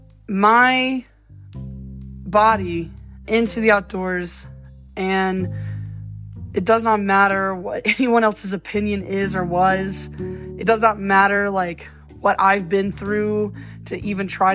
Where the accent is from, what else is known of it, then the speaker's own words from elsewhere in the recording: Appalachia, United States; moved away as an adult; also born or lived in Athens, Georgia; I am from Appalachia, and I was born in Athens, Georgia, but I was raised in the holler.